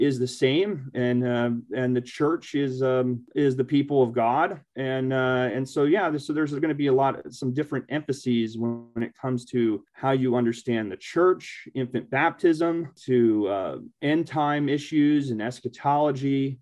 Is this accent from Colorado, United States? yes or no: no; California, United States; I grew up in California